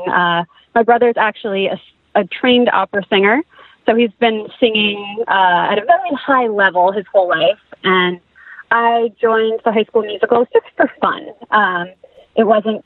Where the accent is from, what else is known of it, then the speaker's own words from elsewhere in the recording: New Jersey, United States; moved away as an adult; now in Los Angeles, United States; I am from New Jersey. I grew up in North Jersey